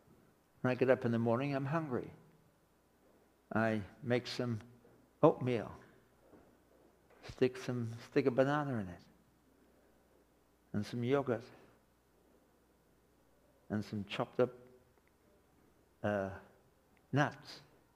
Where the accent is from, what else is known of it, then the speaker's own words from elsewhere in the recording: England, United Kingdom; now in Canada; I can go back to live in England. I can backslide and go back to England. But I'm a Canadian citizen for the rest of my life